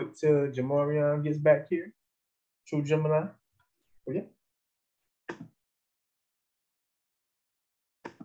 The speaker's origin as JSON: {"language": "English", "region": "North Carolina", "country": "United States", "said": "I'm from North Carolina"}